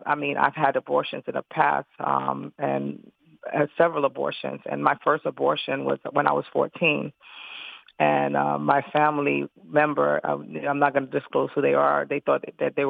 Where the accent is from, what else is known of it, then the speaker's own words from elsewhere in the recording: New York City, New York, United States; I was living in New York City because I'm originally from Brooklyn, New York